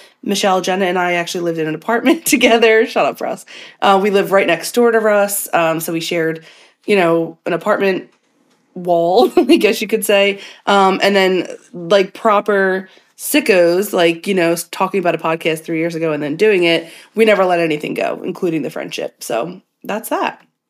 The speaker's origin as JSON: {"language": "English", "town": "Philadelphia", "region": "Pennsylvania", "country": "United States", "said": "I am from Philadelphia, Pennsylvania."}